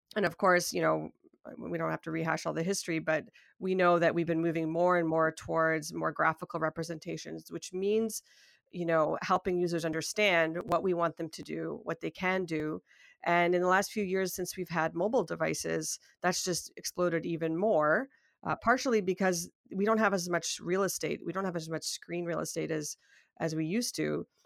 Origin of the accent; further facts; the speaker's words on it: Toronto, Ontario, Canada; I'm from Toronto, Ontario, Canada